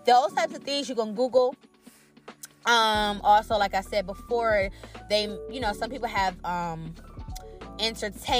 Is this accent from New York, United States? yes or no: no; Cleveland, Ohio, United States; I'm from Cleveland